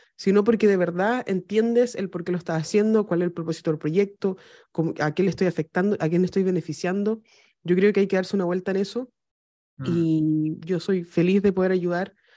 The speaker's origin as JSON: {"language": "Spanish", "country": "Chile", "said": "estoy en África le digo, soy de Chile"}